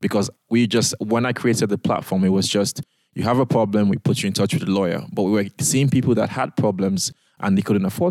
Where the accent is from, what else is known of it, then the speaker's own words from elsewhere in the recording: Nigeria; moved away as an adult; also born or lived in United Kingdom; I am a Nigerian lawyer